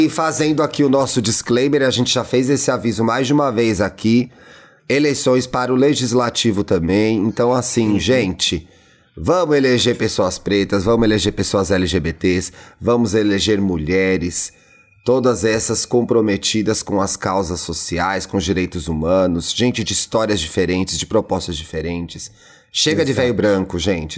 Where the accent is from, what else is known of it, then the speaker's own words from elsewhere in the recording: São Paulo, Brazil; eu, como bom paulistano